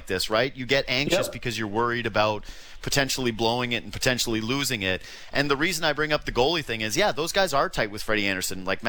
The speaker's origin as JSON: {"language": "English", "area": "Ottawa Valley", "region": "Ontario", "country": "Canada", "said": "I'm from the Ottawa Valley. That's where my family lives"}